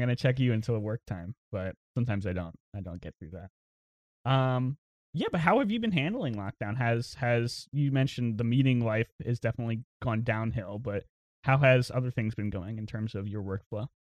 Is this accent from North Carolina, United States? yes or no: yes; New Bern, North Carolina, United States; moved away as an adult; also born or lived in Los Angeles; now in Raleigh, United States; I'm from Newbern, which is, like, a small, very little small town, about an hour from Greenville